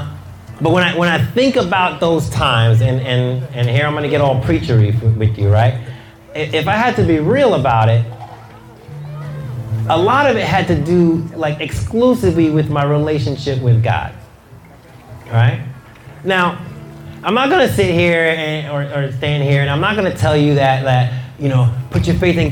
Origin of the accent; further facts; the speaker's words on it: New York City, New York, United States; I grew up in Queens in New York